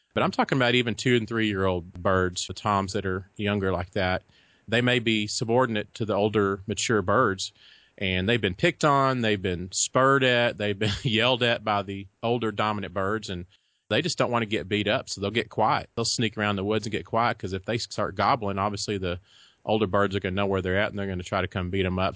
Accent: Texas, United States; also born or lived in Kansas; I was born and raised here in Texas. Did live in Kansas for about four years, but other than that, I've lived in Texas all my life

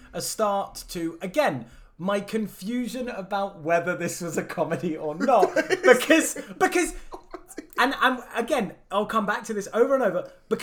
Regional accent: Scotland, United Kingdom; as a Scotsman

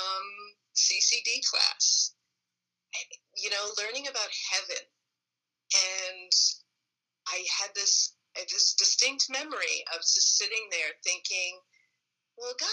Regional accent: New Baltimore, New York, United States; I grew up in New Baltimore.

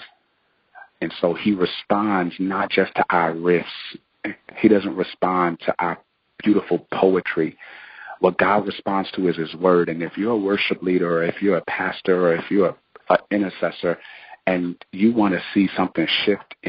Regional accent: New Jersey, United States; moved away as an adult; now in Durham, United States; I'm from New Jersey, have always lived in New Jersey

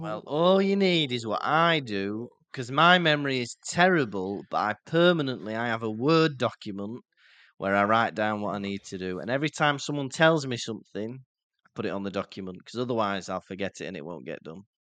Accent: England, United Kingdom; We're English, we say lovely jubbly

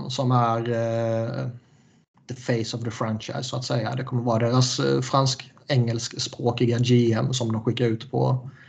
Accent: Skåne, Sweden; Och jag är ändå jättemycket skåning, liksom. hela släkten kommer därifrån. Och jag brukar sällan ha problem med, med eh, skånska, djup skånska.

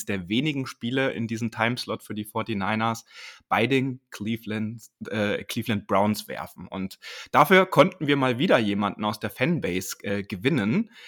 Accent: Dresden, Saxony, Germany; born there; Auch wenn man das bei mir nicht hört, äh, ich bin auch gebürtiger Dresdner übrigens. Also ich kenne die Gegend natürlich sehr gut

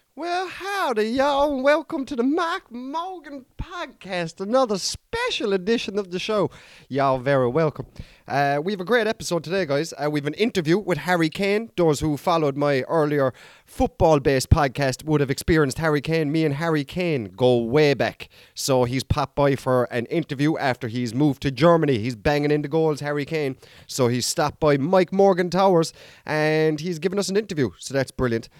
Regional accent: Ireland

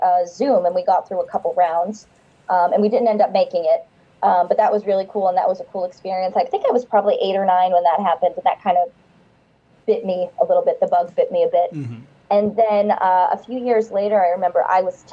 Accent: Medford, Massachusetts, United States; I grew up in Massachusetts, in Boston, right outside Boston in Medford

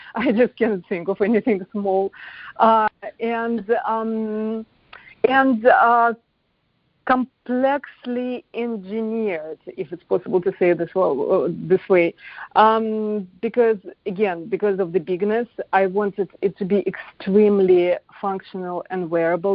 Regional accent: Moscow, Russia; moved away as an adult; now in United States; I was born in Moscow

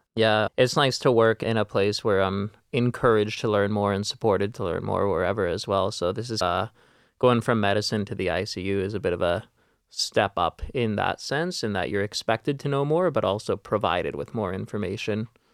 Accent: Vancouver, British Columbia, Canada; I'm born and raised in Vancouver myself

